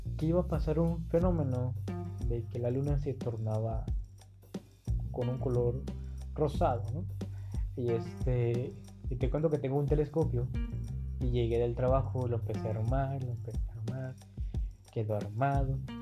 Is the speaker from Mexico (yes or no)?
yes; Acapulco, Guerrero, Mexico; now in Tijuana, Mexico; soy de Acapulco, Guerrero, pero actualmente vivo en Tijuana.